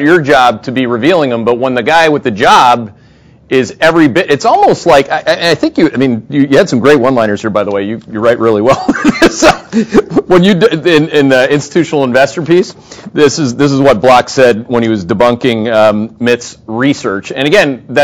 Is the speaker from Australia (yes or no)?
no; Thunder Bay, Ontario, Canada; now in United States; I'm from Thunder Bay, Ontario